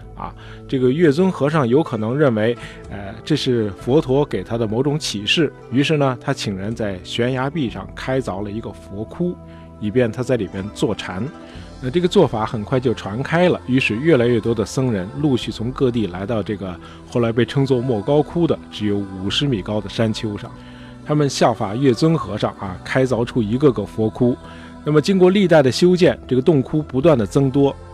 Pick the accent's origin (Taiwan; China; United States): China; 那么在我们中国人看来啊，那就是个盗匪形象